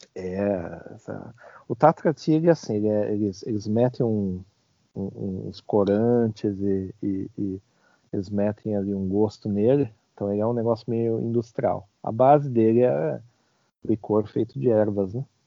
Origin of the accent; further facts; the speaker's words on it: Brazil; moved away; sou brasileiro